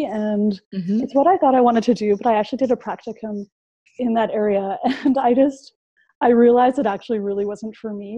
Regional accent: Canada; moved away as an adult; also born or lived in South Korea; I'm originally from Canada, but I came back to Canada around 4 years ago. So I now live in Vancouver.

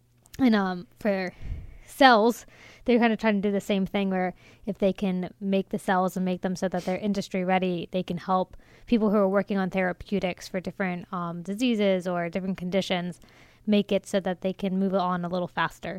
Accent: Maryland, United States; growing up in Maryland

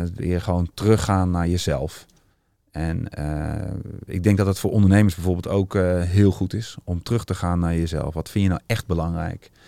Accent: Utrecht, Netherlands; als echte Utrechter ben ik

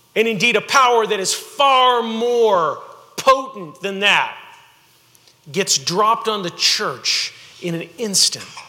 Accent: Houston, Texas, United States; also born or lived in Rosenberg, Texas; I grew up in Houston

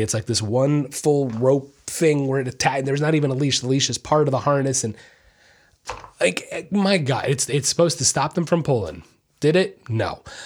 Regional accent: Orlando, Florida, United States; I was born and raised in Orlando, Florida

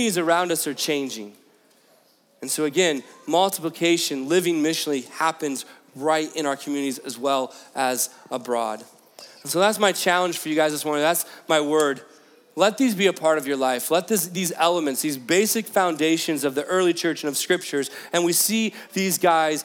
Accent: Fort Wayne, Indiana, United States; moved away as an adult; also born or lived in Pennsylvania / Columbus; I grew up in Fort Wayne, Indiana

